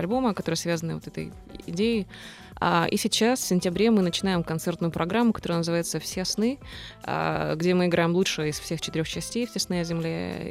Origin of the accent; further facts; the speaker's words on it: Zaporizhzhia, Zaporizhzhia Oblast, Ukraine; Запорожье — это город, где куют металл во всех смыслах этого слова. Это страшный индустриальный город, откуда мы все родом